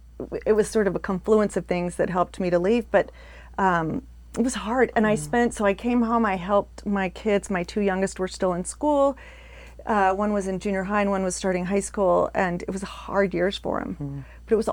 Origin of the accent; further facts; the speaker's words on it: United States; I was born in Northern, in Palo Alto.